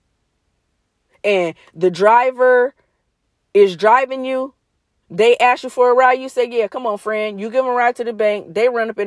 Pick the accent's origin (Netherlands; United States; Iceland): United States; I'm from the United States